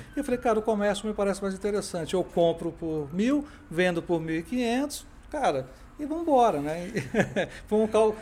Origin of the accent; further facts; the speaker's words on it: Brasília, Federal District, Brazil; eu sou brasiliense